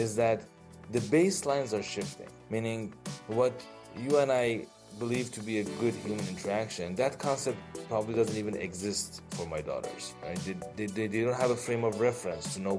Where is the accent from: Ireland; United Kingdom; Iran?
Iran; moved away as an adult; also born or lived in Los Angeles, United States; now in Bay Area, California, United States; originally, I am from Iran, where I did my bachelor's in electrical engineering. I live with my wife and two daughters here in Bay Area, California